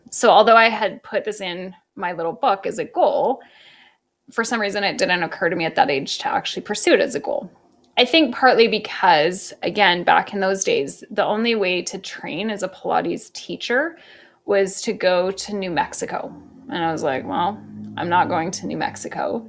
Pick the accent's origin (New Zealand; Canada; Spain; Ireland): Canada; moved away as an adult; also born or lived in Toronto, Canada; now in New York, United States; I'm Canadian.